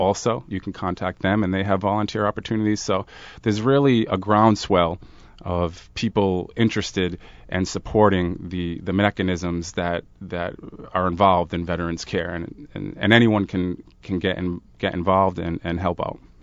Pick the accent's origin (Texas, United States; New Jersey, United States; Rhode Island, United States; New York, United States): Rhode Island, United States; Providence; I come from Smith Hill, Providence